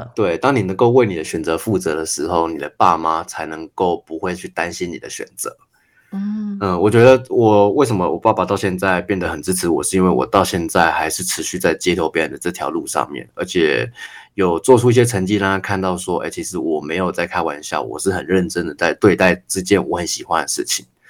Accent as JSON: {"language": "Chinese", "region": "Tainan", "country": "Taiwan", "tie": "born or raised there", "said": "我是台南长大的，然后我爸爸，我阿嬷都希望我以后可以当医生"}